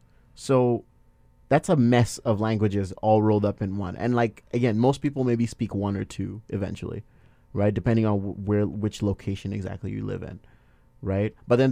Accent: Nigeria; accent: Nigerian; my Nigerian accent, a little bit of it just comes out because I'm trying to level up with the accent they're coming at me

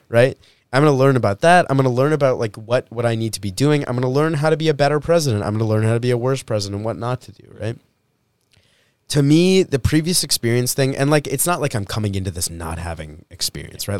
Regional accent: Winnipeg, Manitoba, Canada; I was born in Winnipeg.

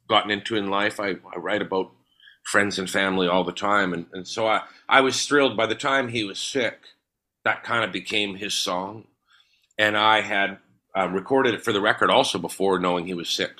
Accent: Winnipeg, Manitoba, Canada; Growing up in Charleswood

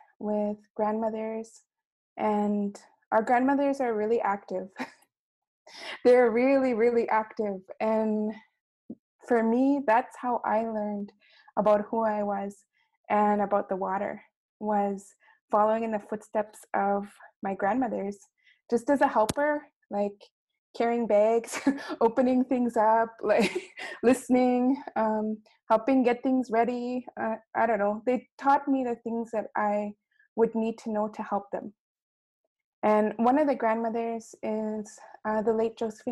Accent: Roseau River Anishinabe First Nation, Manitoba, Canada; I'm from Roseau River, Anishinaabe First Nation

